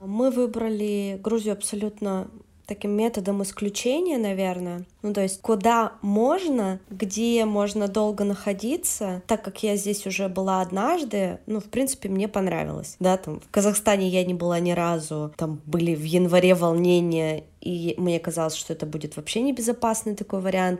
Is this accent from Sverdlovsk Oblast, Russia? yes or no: yes; Yekaterinburg, Sverdlovsk Oblast, Russia; moved away as an adult; now in Tbilisi, Georgia; я вообще из Екатеринбурга, с Урала